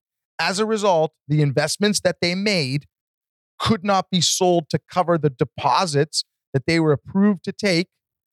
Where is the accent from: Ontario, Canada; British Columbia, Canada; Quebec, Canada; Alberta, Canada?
Ontario, Canada; Mississauga; So I grew up in, basically, I was born in South Mississauga.